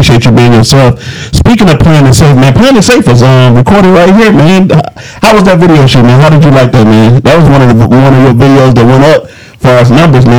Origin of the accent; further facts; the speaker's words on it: Detroit, Michigan, United States; I'm from Detroit, where I'm thinking like you was talking about like … pop.